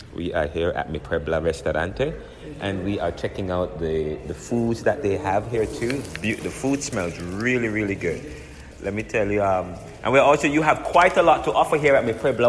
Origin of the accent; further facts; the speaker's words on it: Jamaica; now in Philadelphia, United States; I am from Jamaica as well